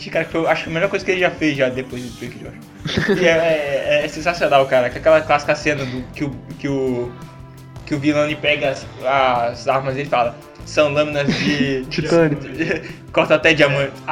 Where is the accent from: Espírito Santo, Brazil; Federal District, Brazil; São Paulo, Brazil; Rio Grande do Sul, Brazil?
Espírito Santo, Brazil; Chegar no aeroporto com o passaporte. Sou capixaba.